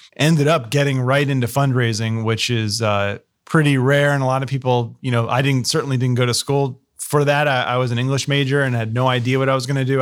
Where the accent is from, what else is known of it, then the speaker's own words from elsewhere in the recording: New Jersey, United States; moved away as an adult; also born or lived in Philadelphia area; now in Columbus, United States; we're both from New Jersey